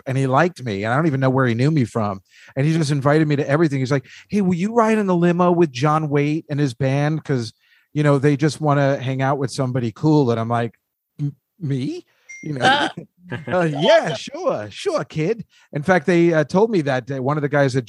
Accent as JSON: {"language": "English", "region": "New Jersey", "country": "United States", "tie": "born or raised there", "said": "I grew up in Jersey"}